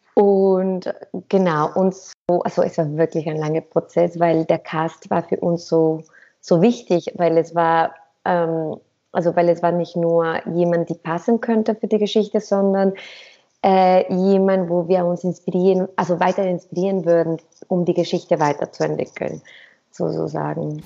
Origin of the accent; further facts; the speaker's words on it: Mexico; moved away as an adult; also born or lived in Cuba / Berlin / Zurich; ich komme aus Mexiko